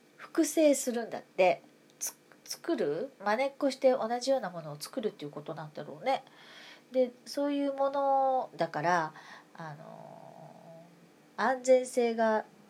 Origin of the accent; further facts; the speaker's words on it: Kansai, Japan; moved away as an adult; now in Tokyo, Japan; 私は関西の人間だから住民票移してないんだ今母とは暮らしてるけどね一時的に母と今暮らしてるから